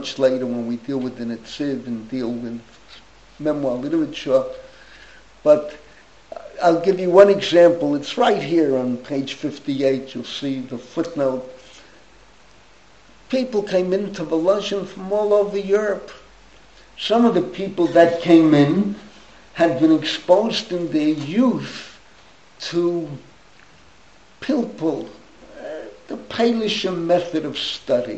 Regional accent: New York City, New York, United States; I grew up in the same street my father grew up. My father grew up, when they moved from Harlem, they moved to Washington Avenue 174th, and I grew up Washington 180th

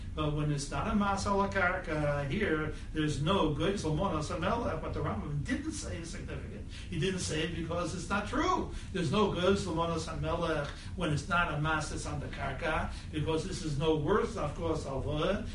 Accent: United States; I'm American

